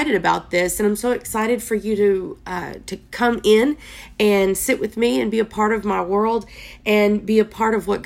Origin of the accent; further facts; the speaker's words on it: Texas, United States; I am from Texas